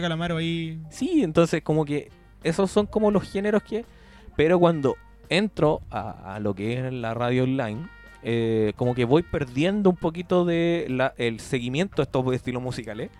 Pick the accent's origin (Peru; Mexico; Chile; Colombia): Chile; Como chileno